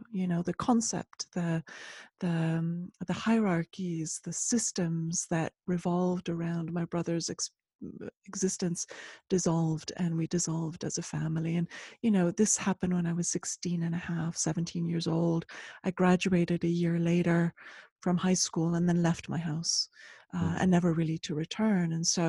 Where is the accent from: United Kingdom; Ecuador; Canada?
Ecuador; also born or lived in Switzerland; Yes. So I'm originally from Ecuador, and I left Switzerland, where I'd finished high school.